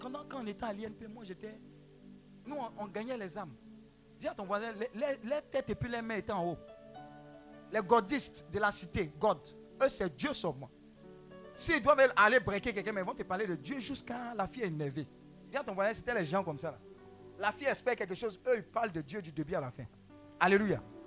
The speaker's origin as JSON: {"language": "French", "region": "Abidjan", "country": "Côte d’Ivoire", "tie": "born or raised there", "said": "où j'ai grandi, à Marco, cité E S"}